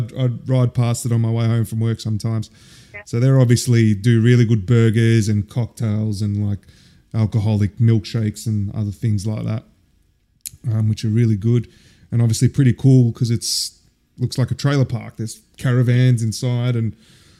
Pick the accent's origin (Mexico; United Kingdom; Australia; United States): Australia; Melbourne, Victoria; moved away; … growing up in Oakley.